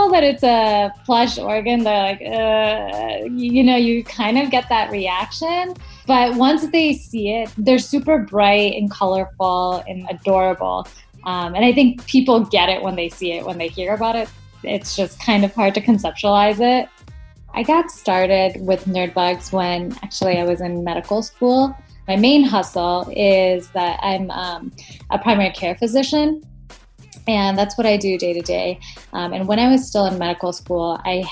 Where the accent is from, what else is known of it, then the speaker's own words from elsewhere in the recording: Madison, Wisconsin, United States; I'm from Madison, Wisconsin in the U.S.